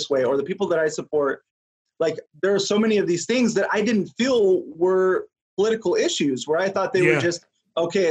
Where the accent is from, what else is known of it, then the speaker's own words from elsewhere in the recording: New Mexico, United States; I'm from New Mexico, grew up born and raised there